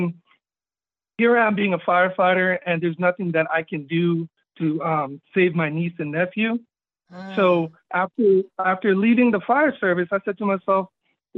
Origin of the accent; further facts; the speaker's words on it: Florida, United States; also born or lived in Jamaica; I grew up here. I came over here when I was in 1981, when I was just 7 years old. So, I'm used to the American way